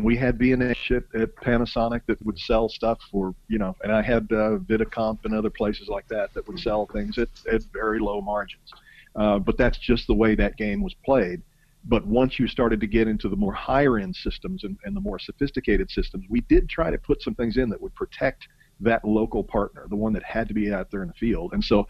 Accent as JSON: {"language": "English", "country": "Canada", "said": "again, being Canadian, we're so close to the border"}